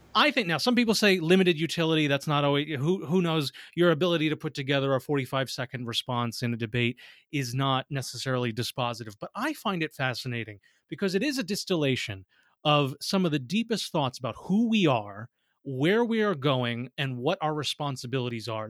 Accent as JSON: {"language": "English", "town": "New York City", "region": "New York", "country": "United States", "said": "as a New Yorker"}